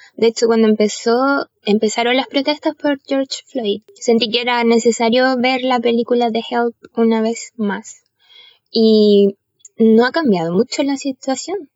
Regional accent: Chile

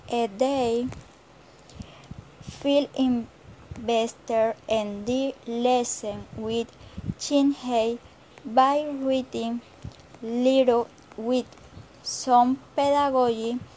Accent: Plato, Magdalena, Colombia; English is a second language; I am from Plato Magdalena. I currently live in Plato Magdalena. I am 21 years old.

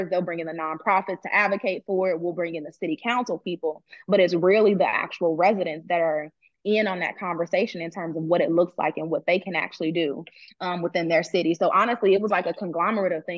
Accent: Chicago, Illinois, United States; now in Atlanta, United States; I'm from Chicago, but it's like, oh, but I'm in Atlanta now

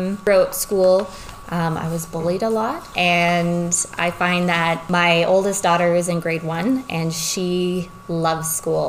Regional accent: Peace River, Alberta, Canada; now in Lloydminster, Canada; I grew up in Peace River, Grimshaw area. It's northern Alberta.

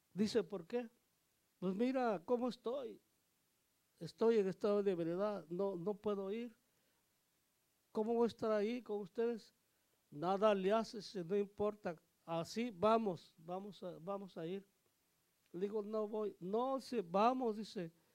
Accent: Oaxaca, Mexico; Yo soy de Oaxaca

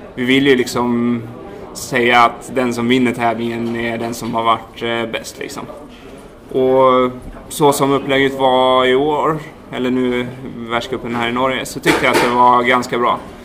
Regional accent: Härryda, Västra Götaland, Sweden; moved away as an adult; also born or lived in Dalarna; Född och uppvuxen eh, vid Skördal ute i Härryda

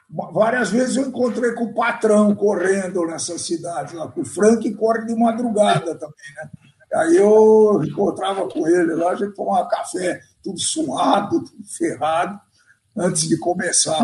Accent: Brazil; eu sou brasileiro

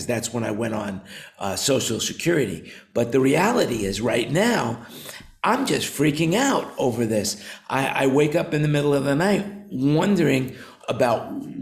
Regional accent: New York, United States; now in Thailand; I grew up in New York

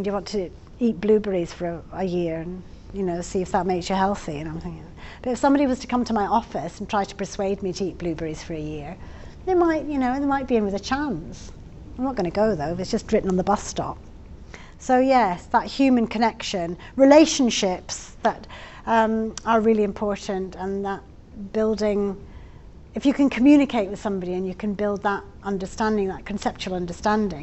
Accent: Scotland, United Kingdom; now in England, United Kingdom; I'm Scottish

